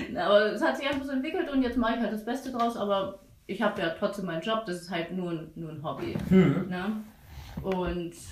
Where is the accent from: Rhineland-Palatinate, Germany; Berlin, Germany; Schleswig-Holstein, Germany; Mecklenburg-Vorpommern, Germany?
Schleswig-Holstein, Germany; also born or lived in Baden-Württemberg; now in Dresden, Germany; Ich komme aus Schleswig-Holstein, also ah. über Hamburg. ja, und ähm, habe da in Baden-Württemberg gelebt.